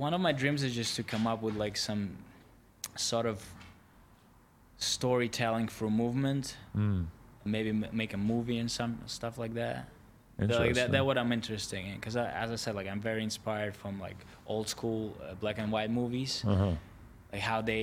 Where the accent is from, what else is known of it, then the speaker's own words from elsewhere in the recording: Latvia; moved away; I grew up in Latvia.